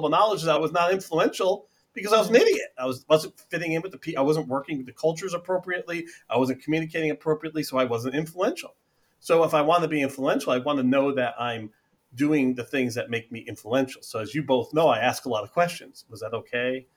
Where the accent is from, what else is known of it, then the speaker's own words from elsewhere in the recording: United States; being American